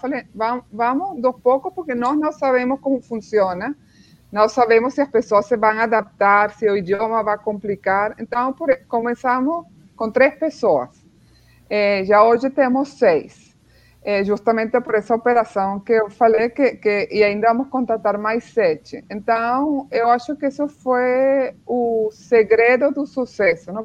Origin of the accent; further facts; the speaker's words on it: Venezuela; Portuguese is a second language; moved away as an adult; also born or lived in Spain; now in Brazil; meus pais são alemães, mas eles emigraram para a Venezuela, então nasci e cresci na Venezuela